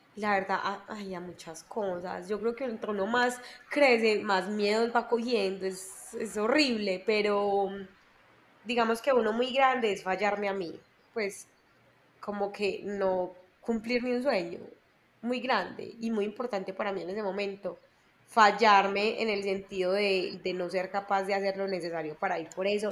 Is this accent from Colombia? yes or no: yes; Medellín, Antioquia, Colombia; soy de Medellín, nací en Medellín